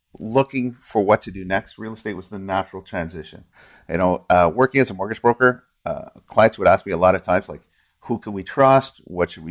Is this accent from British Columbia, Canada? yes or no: no; Ottawa, Ontario, Canada; I grew up here in Ottawa.